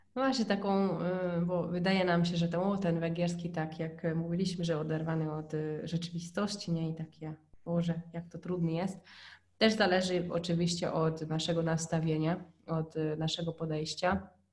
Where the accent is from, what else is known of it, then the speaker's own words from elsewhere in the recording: Hungary; Polish is a second language; now in Poland; jak po raz pierwszy był u nas na Węgrzech, e, to spędził z nami właśnie cztery dni w domu naszych, moich rodziców